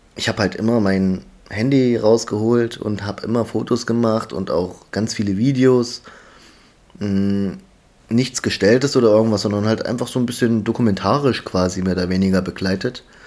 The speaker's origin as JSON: {"language": "German", "town": "Halle", "region": "Saxony-Anhalt", "country": "Germany", "said": "ich komme aus Halle"}